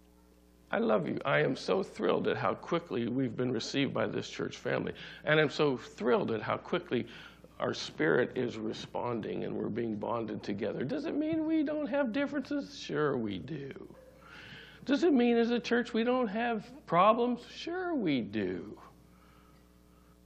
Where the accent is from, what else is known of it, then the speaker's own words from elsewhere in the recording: Sonora, California, United States; I grew up in Sonora, California.